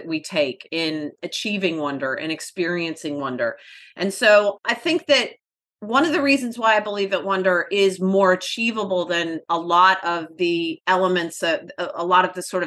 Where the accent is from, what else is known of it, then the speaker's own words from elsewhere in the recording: Atlanta, Georgia, United States; We were born and raised in Atlanta, so they practically put Coca-Cola in your baby bottle there